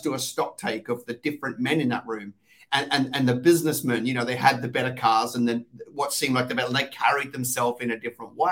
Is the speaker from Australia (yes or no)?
yes; Australia; accent: Aussie; also born or lived in London, England; I sound Aussie